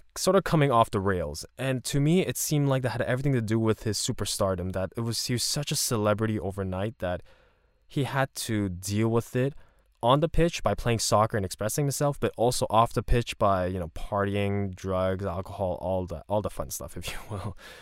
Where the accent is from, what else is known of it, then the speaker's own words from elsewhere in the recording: Canada; I'm Canadian, but then my parents are Korean